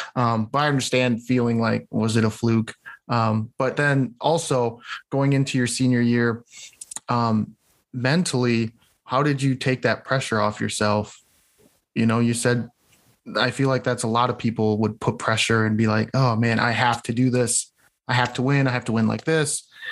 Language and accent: English; near Cedar Rapids, Iowa, United States; near my hometown, so up in Cedar Rapids